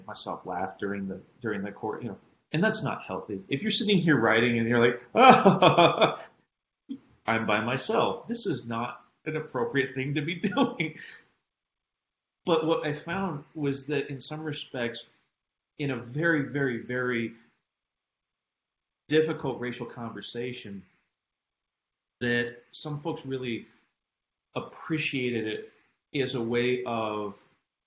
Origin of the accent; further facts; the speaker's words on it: Oregon, United States; I'm also from Oregon